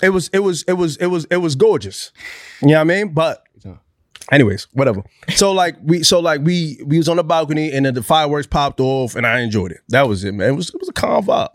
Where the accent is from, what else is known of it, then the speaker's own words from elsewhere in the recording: New York, United States; I'm from New York